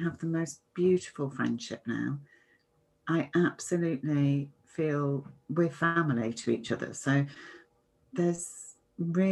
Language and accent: English; United Kingdom; I'm British